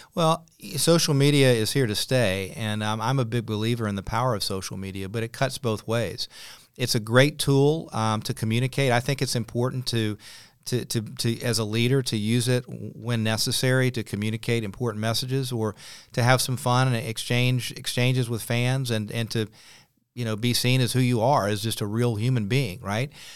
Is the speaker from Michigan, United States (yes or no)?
no; Clemson, South Carolina, United States; moved away as an adult; also born or lived in Chapel Hill, North Carolina / South Florida / Muncie, Indiana; now in Charlotte, United States; I had roots in Charlotte, even though I grew up in Clemson